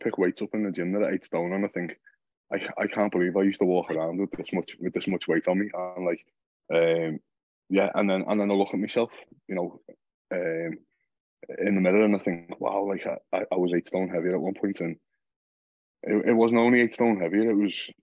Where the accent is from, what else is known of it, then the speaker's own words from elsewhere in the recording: Liverpool, North West England, United Kingdom; I'm from Liverpool.